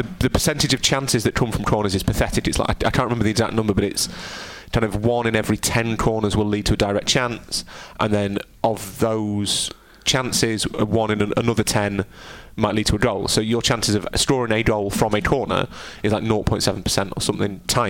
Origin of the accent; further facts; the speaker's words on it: United Kingdom; I am inherently British